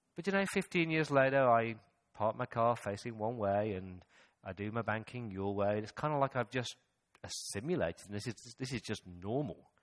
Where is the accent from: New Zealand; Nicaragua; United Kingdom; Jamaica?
United Kingdom; England; moved away; When I go back to the mother country? When I go back to England